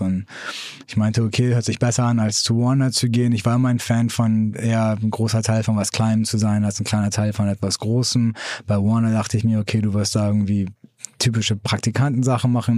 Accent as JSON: {"language": "German", "region": "Hamburg", "country": "Germany", "tie": "born or raised there", "also_born_or_lived": "Iran", "moved": "as an adult", "lives_now": "San Francisco, United States", "said": "ich bin in Hamburg aufgewachsen"}